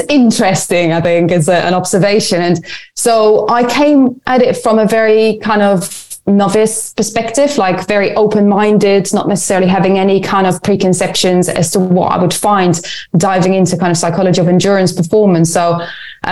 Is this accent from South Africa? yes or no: no; Netherlands; moved away as an adult; also born or lived in Lund, Sweden / Edinburgh, United Kingdom; now in London, United Kingdom; I grew up in the Netherlands.